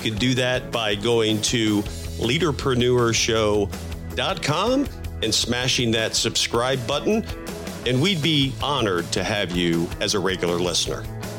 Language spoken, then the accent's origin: English; Florida, United States; I grew up in Florida and went to the beach, quite a bit.